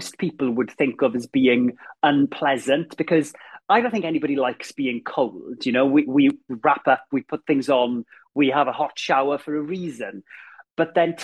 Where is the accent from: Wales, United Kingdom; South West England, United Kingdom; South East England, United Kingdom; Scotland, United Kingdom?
Wales, United Kingdom; Ammanford; moved away; growing up in Ammanford, and I had a very happy childhood